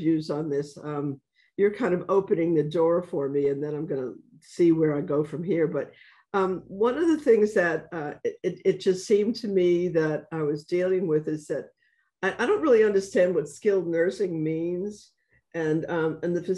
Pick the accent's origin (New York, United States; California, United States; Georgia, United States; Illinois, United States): New York, United States; New York City; I'm from the South. And then I pause, and then I say, Bronx